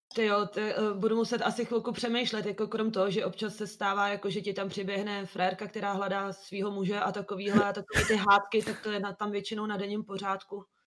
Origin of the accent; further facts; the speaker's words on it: Liberec, Liberec Region, Czechia; also born or lived in Italy; now in Prague, Czechia; jsem původně z Liberce